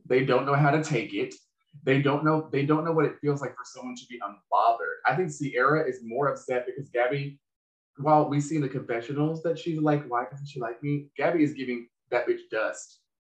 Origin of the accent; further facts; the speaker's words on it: Charlotte, North Carolina, United States; I'm from Charlotte.